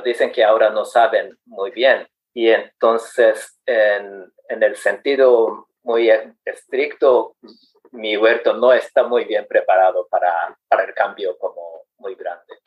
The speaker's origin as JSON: {"language": "Spanish", "country": "Japan", "second_language": "Spanish", "said": "soy japonés de 57 años, soltero"}